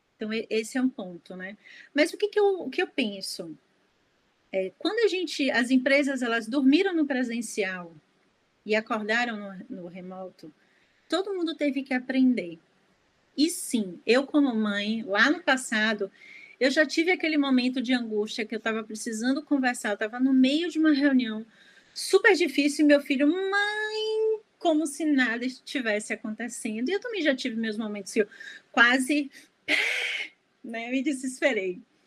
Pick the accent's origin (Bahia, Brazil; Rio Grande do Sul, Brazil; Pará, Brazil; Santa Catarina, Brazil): Bahia, Brazil; Salvador; eu sou de Salvador